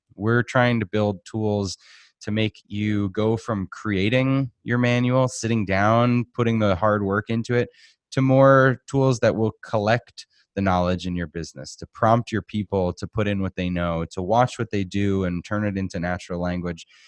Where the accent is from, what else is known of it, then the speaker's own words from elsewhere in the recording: Boston, Massachusetts, United States; moved away as an adult; also born or lived in Arizona; now in Phoenix, United States; I grew up in Boston.